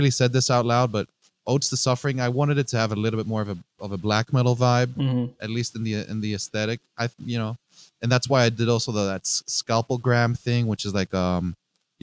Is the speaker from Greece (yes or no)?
yes; Greece; English is a second language; moved away as an adult; also born or lived in Netherlands / Northeast United States; now in United States; growing up in Greece, I have a very special relationship with the sea, with the Aegean Sea.